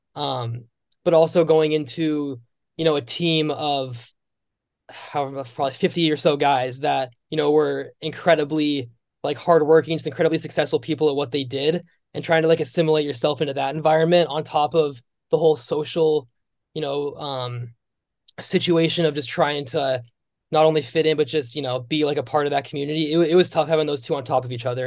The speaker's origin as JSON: {"language": "English", "area": "Bay Area", "region": "California", "country": "United States", "tie": "born or raised there", "also_born_or_lived": "Richmond, Virginia / Los Angeles, California", "moved": "as an adult", "said": "I grew up in the Bay Area, in California"}